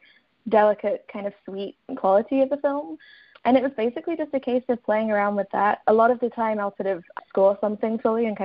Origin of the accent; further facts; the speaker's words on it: Kent, South East England, United Kingdom; moved away as an adult; also born or lived in London / Edinburgh; I was born in London, and then I grew up in Kent, which is kind of around an hour outside of London.